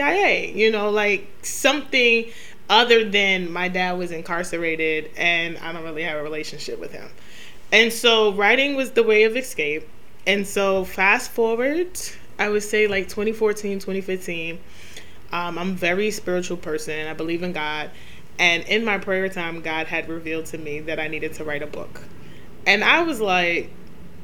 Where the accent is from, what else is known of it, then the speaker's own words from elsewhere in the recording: New York City, New York, United States; I grew up in Queens, New York